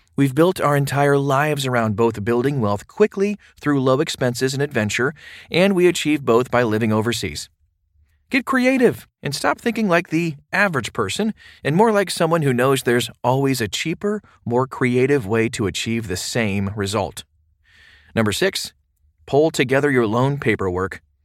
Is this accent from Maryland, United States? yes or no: yes; Baltimore, Maryland, United States; moved away as an adult; I grew up in Baltimore, but I got sick of the high taxes and high crime rates, so I moved overseas